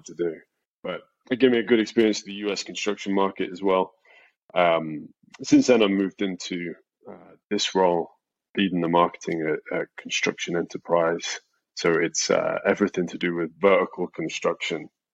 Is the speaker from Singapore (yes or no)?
no; England, United Kingdom; moved away as an adult; now in United States; I'm English, and I've been in the US about 5 years.